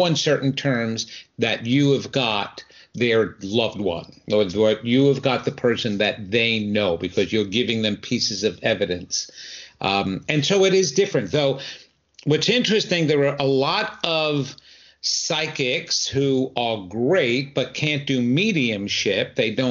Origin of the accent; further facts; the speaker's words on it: New York, United States; even though you will tell very shortly by my accent that I'm not originally from here, I'm from the New York area. And my wife and I moved here about 26 years ago.